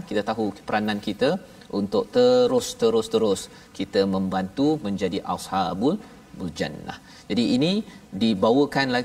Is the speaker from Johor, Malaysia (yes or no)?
no; Sabah, Malaysia; saya isi saya orang Sabah.